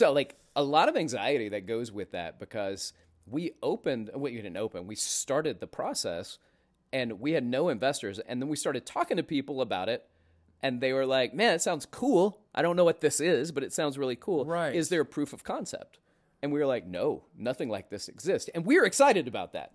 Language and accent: English; Florence, Alabama, United States; moved away as an adult; also born or lived in Atlanta, Georgia; now in New York City, United States; I grew up in Alabama